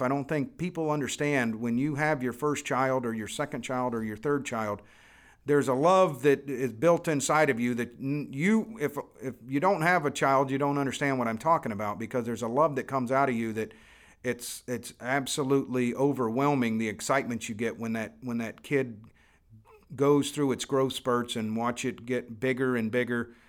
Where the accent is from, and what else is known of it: Florida, United States; born or raised there